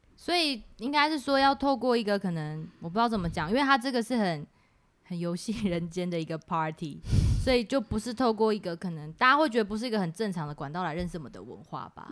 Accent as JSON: {"language": "Chinese", "country": "Taiwan", "said": "我们可以自称我们是原住民排湾族嘛"}